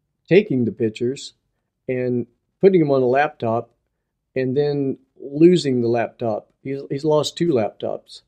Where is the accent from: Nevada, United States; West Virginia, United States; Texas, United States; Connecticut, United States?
West Virginia, United States; He moved to West Virginia, which is my home state too